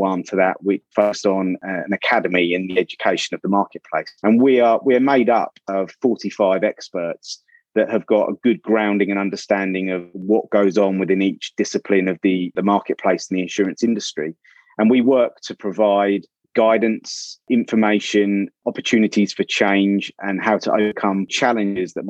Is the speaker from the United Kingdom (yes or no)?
yes; Ipswich, East of England, United Kingdom; moved away; also born or lived in London; from where I grew up in Ipswich and Suffolk